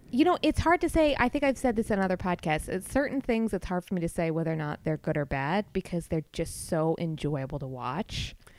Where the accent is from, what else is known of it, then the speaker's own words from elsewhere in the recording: Milford, Connecticut, United States; I grew up in Milford